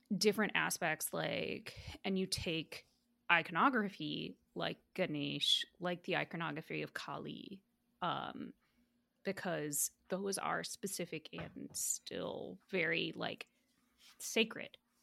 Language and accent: English; United States; I'm diaspora, and I've, was born and raised in the United States